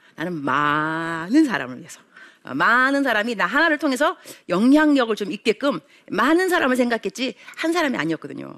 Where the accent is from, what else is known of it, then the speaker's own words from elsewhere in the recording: South Korea; moved away as an adult; now in Kenya; South Korea